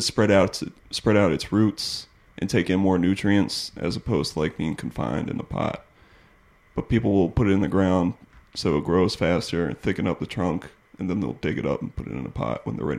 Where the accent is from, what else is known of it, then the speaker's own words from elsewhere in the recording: North Carolina, United States; North Carolina.